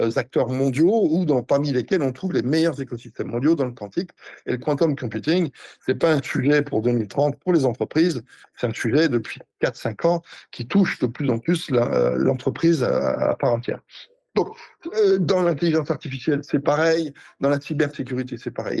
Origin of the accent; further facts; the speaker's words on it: France; je suis français